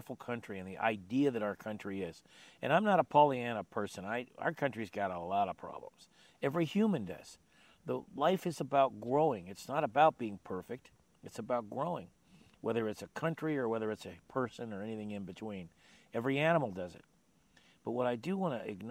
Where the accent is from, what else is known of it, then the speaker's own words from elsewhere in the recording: Sunnyvale, California, United States; I grew up in Sunnyvale, which is now the Silicon Valley